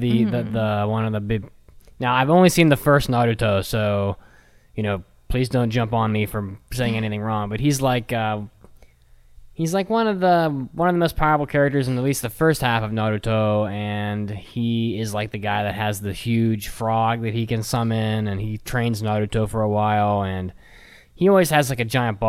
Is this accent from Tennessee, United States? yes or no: no; West Virginia, United States; I'm from West Virginia.